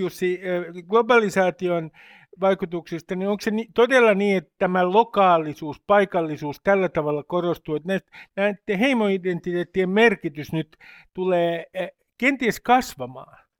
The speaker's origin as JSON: {"language": "Finnish", "town": "Nummi-Pusula", "region": "Uusimaa", "country": "Finland", "said": "sieltä mistä mä oon kotoisin, Hämeen ja Uudenmaan ja Varsinais-Suomen raja-alueelta, Nummipusolasta"}